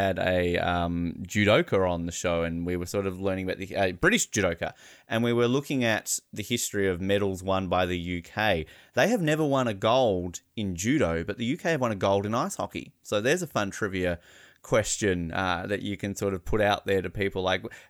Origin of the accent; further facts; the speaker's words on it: Australia; also born or lived in Canada; someone like me growing up in Australia